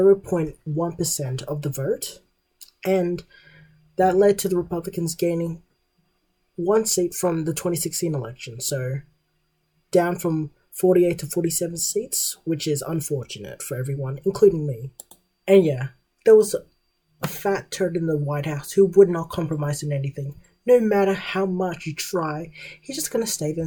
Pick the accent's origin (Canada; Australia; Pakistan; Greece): Australia; As an Australian